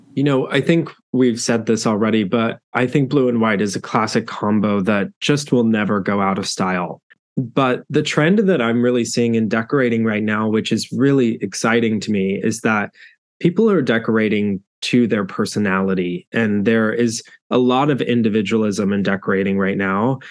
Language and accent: English; South Central Oklahoma, United States; I grew up in South Central Oklahoma